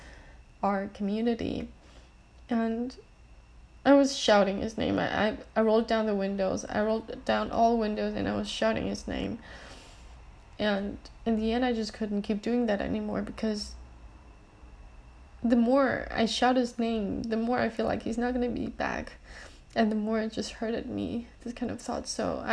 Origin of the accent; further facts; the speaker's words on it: Germany; moved away; the place I used to live in Germany, and it's a place called Mattenhofen.